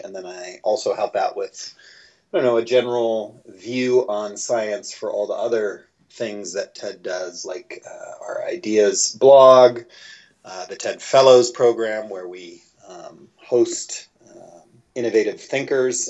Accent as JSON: {"language": "English", "region": "Midwest", "country": "United States", "said": "I'm originally from the Midwest"}